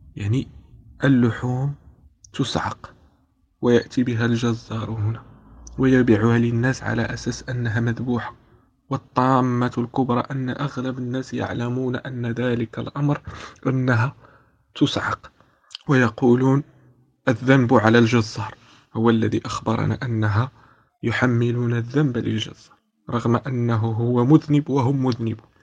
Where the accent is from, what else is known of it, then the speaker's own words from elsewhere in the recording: Morocco; moved away as an adult; now in Spain; أنا أنا من المغرب وأسكن في إسبانيا